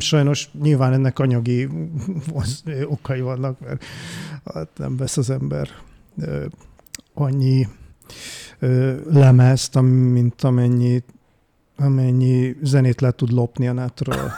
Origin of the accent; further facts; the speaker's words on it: Budapest, Hungary; moved away as an adult; also born or lived in Eger; eredetileg én Budapesten születtem, uh-huh. ott is nőttem fel, csodálatos Újpest kerületébe